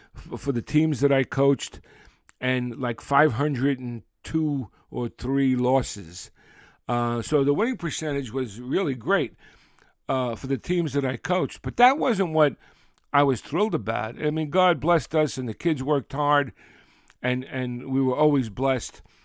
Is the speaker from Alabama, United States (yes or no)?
no; New York City, New York, United States; we, we grew up in Brooklyn